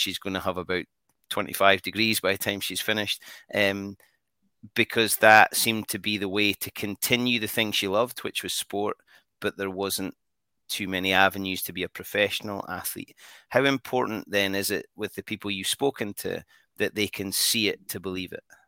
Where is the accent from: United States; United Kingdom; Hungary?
United Kingdom; Scotland; we're Scottish